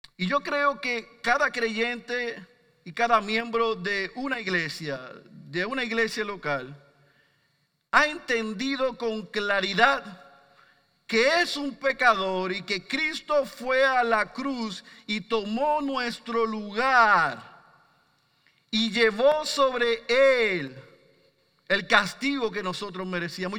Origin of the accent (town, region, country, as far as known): Puerto Rico